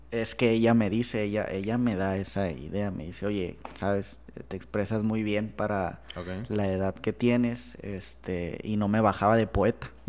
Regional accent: Monterrey, Nuevo León, Mexico; Soy de Monterrey, soy de Monterrey.

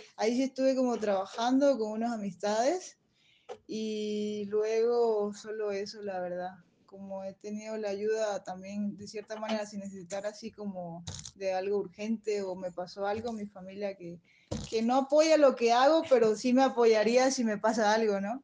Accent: Bolivia; moved away as an adult; Sí conozco Bolivia, pero la verdad que conozco más otros países que mi mismo país

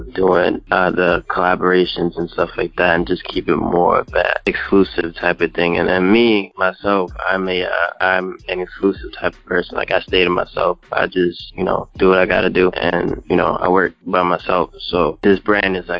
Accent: New York City, New York, United States; now in New Jersey, United States; I was born in Brooklyn, but right now I live in New Jersey

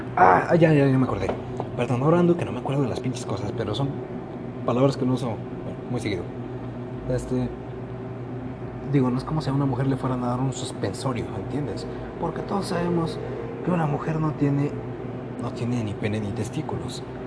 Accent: Mexico; Así somos todos los mexicanos

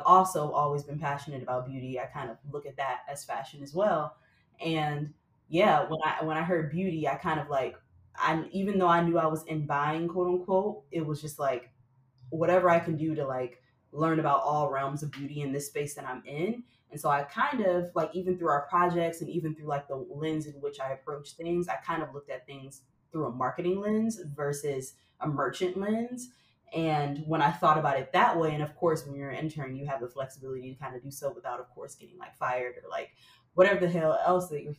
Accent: Flint, Michigan, United States; now in New York City, United States; I grew up in Flint, Michigan

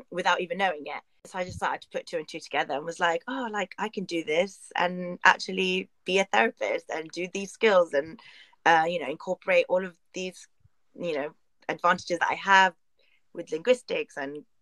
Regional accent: London, United Kingdom; I'm from Northwest London

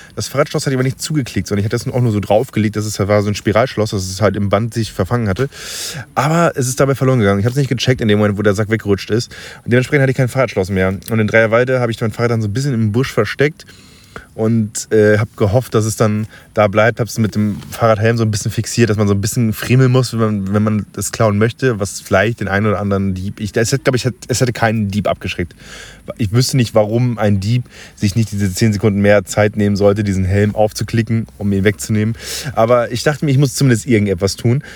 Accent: Friesland, Lower Saxony, Germany; now in Munich, Germany; jetzt bin ich kurz vor meinem finalen Ziel aus Friesland, quasi von meiner Arbeit zurück in die Heimat gefahren. Da wo ich herkomme

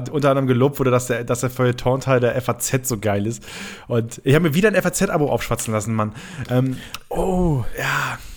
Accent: Germany; weil ich komme aus dem Rheinland, das ist noch ein kleinerer Part von Ostfriesland.

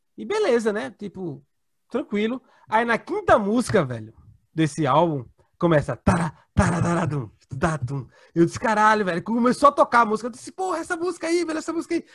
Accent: Brazil; eu sou brasileiro

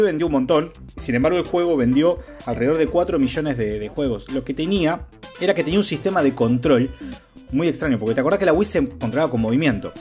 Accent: Casilda, Santa Fe, Argentina; now in Rosario, Argentina; nací en Casilda, vivo en Rosario

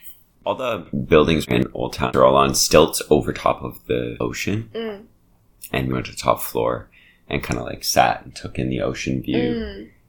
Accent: United States; accent: American

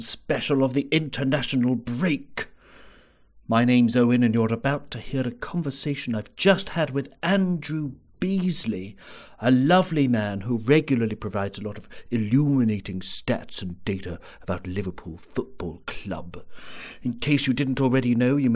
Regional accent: Jersey; I grew up in Jersey

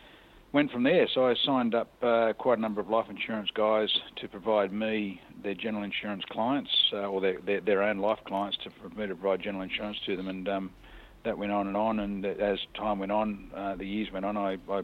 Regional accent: Newcastle, New South Wales, Australia; I born and bred in Newcastle, as my family has been the last number of generations.

